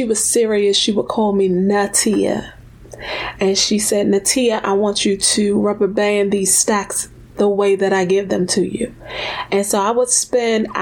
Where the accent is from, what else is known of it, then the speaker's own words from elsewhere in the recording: Washington, District of Columbia, United States; I was born in Washington, D.C., grew up in the DMV area